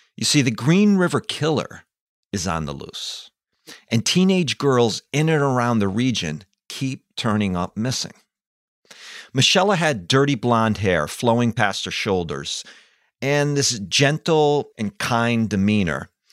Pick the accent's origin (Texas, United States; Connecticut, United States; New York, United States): Connecticut, United States; East Hartford; walking to school one day in grammar school in East Hartford, Connecticut